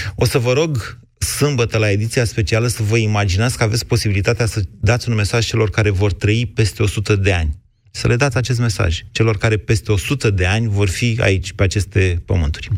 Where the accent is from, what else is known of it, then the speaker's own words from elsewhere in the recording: Oltenia, Romania; ca oltean